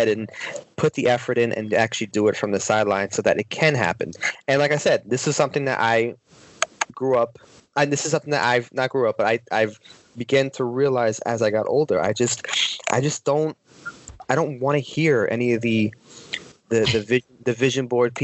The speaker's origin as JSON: {"language": "English", "region": "New York", "country": "United States", "tie": "born or raised there", "said": "living up in New York"}